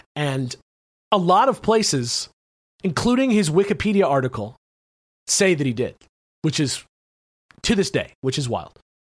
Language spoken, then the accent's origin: English; United States; I'm American